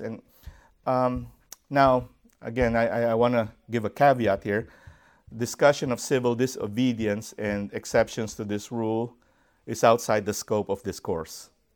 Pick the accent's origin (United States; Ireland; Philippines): Philippines; I grew up, um, in such a setting. I am from the Philippines